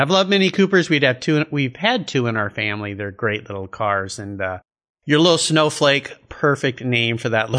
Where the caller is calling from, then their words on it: Gig Harbor, Washington, United States; Today, I'm calling you from Gig Harbor, Washington.